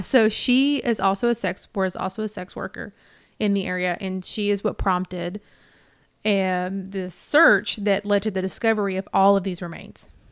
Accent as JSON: {"language": "English", "region": "the South", "country": "United States", "said": "I'm from the South, but I'm not from the North"}